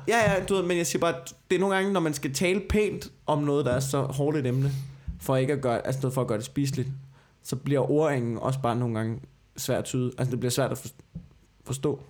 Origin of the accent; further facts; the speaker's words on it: Copenhagen, Capital Region of Denmark, Denmark; Jeg er københavner